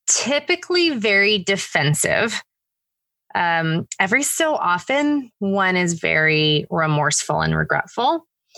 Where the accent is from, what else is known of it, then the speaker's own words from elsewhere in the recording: California, United States; moved away as an adult; also born or lived in Oregon / Connecticut / New York / New Jersey; now in Georgia, United States; I was born and raised in California. That's, you know, by far my home state